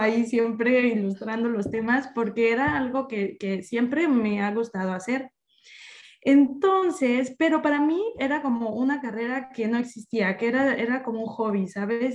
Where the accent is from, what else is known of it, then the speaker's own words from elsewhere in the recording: Mexico; culturalmente como mexicana, el emprendimiento es algo que se nos inculca desde niños